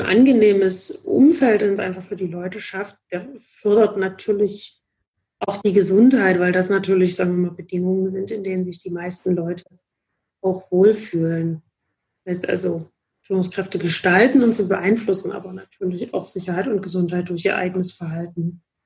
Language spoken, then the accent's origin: German; Dresden, Saxony, Germany; ich komme auch gebürtig aus Dresden und habe dann hier auch äh, Psychologie studiert